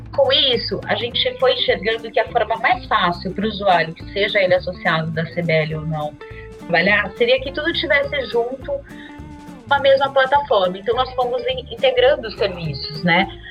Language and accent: Portuguese; interior of São Paulo state, Brazil; moved away as an adult; now in São Paulo, Brazil; eu sou do interior de São Paulo e eu tinha acabado de me mudar para São Paulo recém-formada